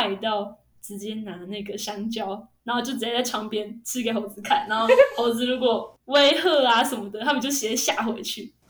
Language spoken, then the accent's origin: Chinese; Taichung, Taiwan; 我记得当端午节的时候，他们都会问我们台中人说